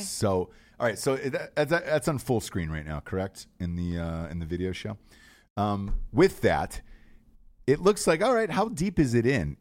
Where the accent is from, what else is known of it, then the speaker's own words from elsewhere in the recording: Georgia, United States; I'm from Georgia